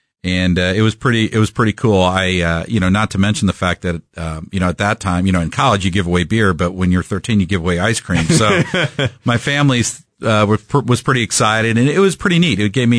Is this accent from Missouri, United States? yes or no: yes; Kansas City, Missouri, United States; Born and raised in Kansas City. I grew up in a three-bedroom, one-bath on Gregory and Warnell, Dartmouth Road.